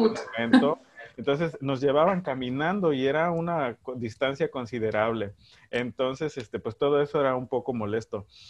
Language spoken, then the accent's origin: Spanish; Veracruz, Mexico; soy del CIMI, soy de Veracruz